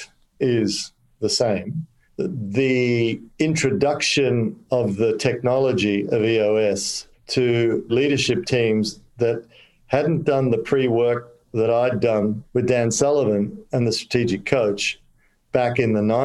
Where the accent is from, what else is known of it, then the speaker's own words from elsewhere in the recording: Australia; also born or lived in Kolkata, India; I'm an Aussie